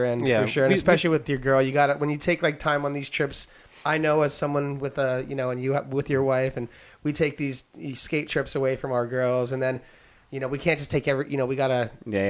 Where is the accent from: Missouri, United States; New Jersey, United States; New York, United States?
New York, United States; now in California, United States; I grew up in New York